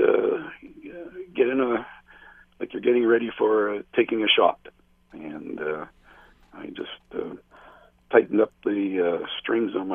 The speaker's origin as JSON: {"language": "English", "town": "Peterborough", "region": "Ontario", "country": "Canada", "tie": "born or raised there", "said": "growing up in Peterborough, I had a chance to watch Bernie Parent"}